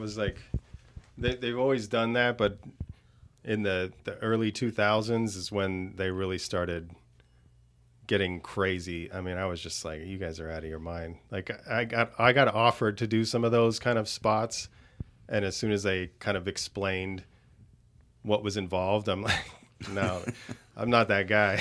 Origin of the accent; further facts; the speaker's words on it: Southern California, United States; moved away as an adult; also born or lived in Los Angeles; now in Las Vegas, United States; I was born and raised in Southern California